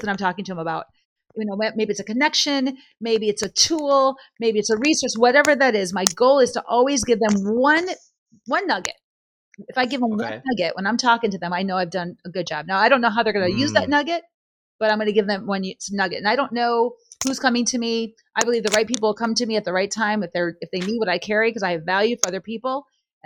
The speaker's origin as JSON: {"language": "English", "region": "California", "country": "United States", "said": "we're in Boston right now. We're from California"}